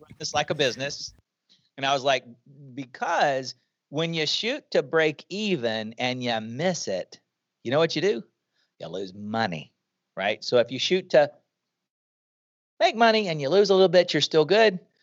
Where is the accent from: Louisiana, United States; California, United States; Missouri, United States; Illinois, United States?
Louisiana, United States; Shreveport; moved away as an adult; We, we moved back to Shreveport, Louisiana, where I was from